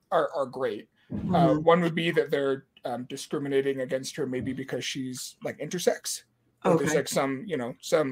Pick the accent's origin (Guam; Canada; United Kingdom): Guam; I'm from Guam, and you know, we can trace our ancestry back to like the Philippine Islands